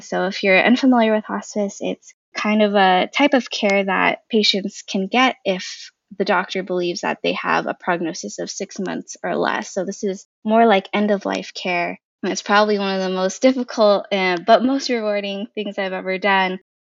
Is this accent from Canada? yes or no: no; Okinawa, Japan; born there; I was born in Okinawa, Japan, which is a small island off the coast of Japan.